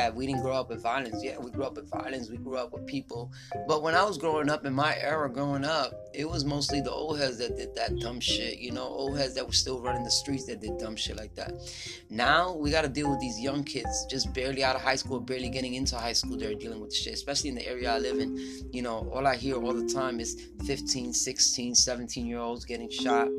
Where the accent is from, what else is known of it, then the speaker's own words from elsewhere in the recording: New York, United States; I grew up in New York